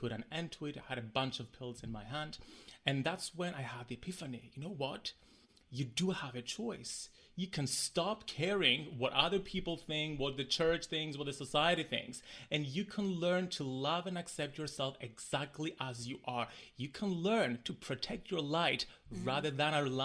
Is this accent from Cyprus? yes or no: yes; Cyprus; I grew up in the Mediterranean island of Cyprus, a very small community.